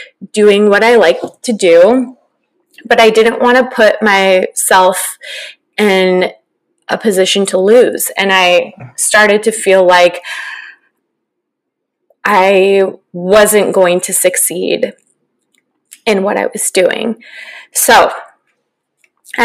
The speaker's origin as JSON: {"language": "English", "region": "Northern California", "country": "United States", "tie": "born or raised there", "also_born_or_lived": "Orange County, California", "said": "growing up in Northern California"}